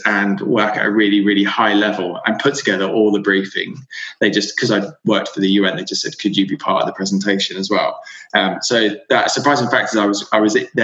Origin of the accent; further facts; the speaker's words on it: Devon, South West England, United Kingdom; now in London, United Kingdom; Yeah, so I grew up in Devon. I grew up in a small village